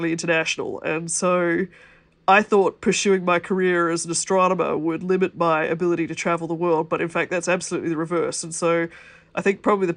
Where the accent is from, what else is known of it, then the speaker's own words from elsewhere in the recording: Australia; I'm an Australian who happens to be in Australia at the moment.